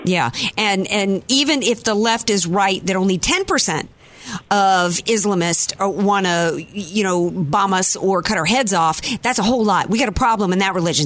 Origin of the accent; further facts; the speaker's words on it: Louisiana, United States; now in San Diego, United States; I grew up in the Deep South, Brian, and you know almost every boy I grew up with in Louisiana